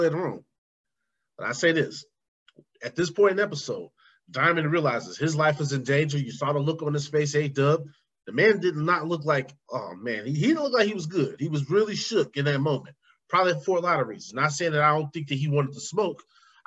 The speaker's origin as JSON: {"language": "English", "town": "Chicago", "region": "Illinois", "country": "United States", "tie": "born or raised there", "said": "Growing up on the South Side"}